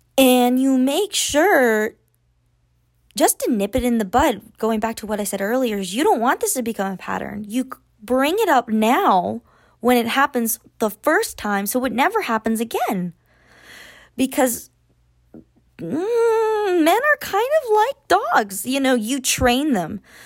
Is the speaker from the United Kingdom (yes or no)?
no; Austin, Texas, United States; I am from Austin. We live in Austin